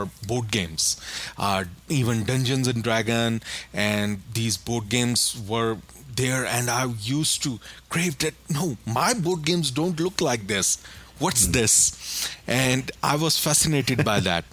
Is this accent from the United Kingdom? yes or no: no; Pakistan; moved away as an adult; now in Saudi Arabia; I'm from Pakistan, but I moved here to Saudi Arabia for job reasons